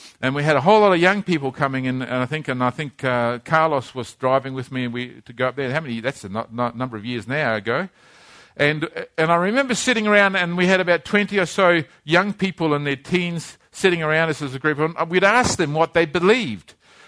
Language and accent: English; Christchurch, Canterbury, New Zealand; born there; this is a cathedral in the town where I was born, a city I was born in Christchurch, New Zealand. I was born in this place.